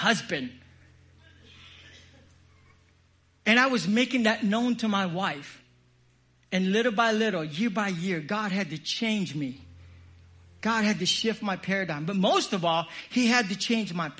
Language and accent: English; Philippines; I'm Filipino.